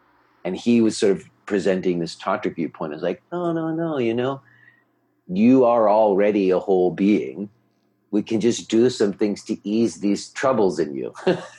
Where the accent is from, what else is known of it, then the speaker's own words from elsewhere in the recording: New York, United States; he knew I was from New York and he knew in New York we ate pizza.